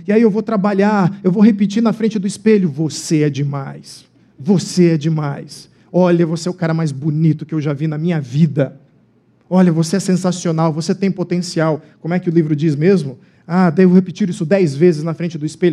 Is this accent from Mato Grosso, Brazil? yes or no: yes; Cuiabá, Mato Grosso, Brazil; moved away; a minha cidade natal, Cuiabá